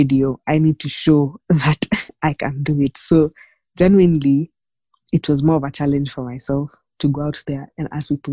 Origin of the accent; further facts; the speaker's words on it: Nairobi, Kenya; I was born and raised in Nairobi